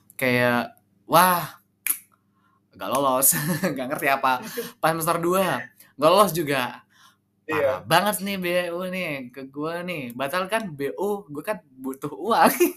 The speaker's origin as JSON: {"language": "Indonesian", "town": "Sumenep", "region": "East Java", "country": "Indonesia", "also_born_or_lived": "Jember", "said": "gue kebetulan orang Sumeneb ya orang Madura"}